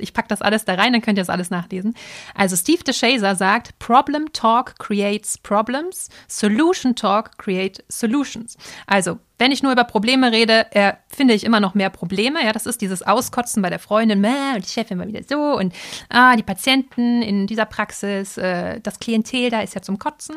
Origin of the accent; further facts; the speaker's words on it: Dortmund, North Rhine-Westphalia, Germany; also born or lived in Cologne; wollte ich aber wieder zurück in meine Heimat, also nach Dortmund